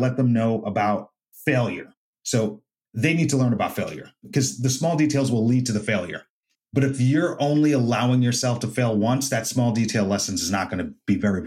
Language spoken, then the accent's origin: English; United States; He came to my home country to fight me on my turf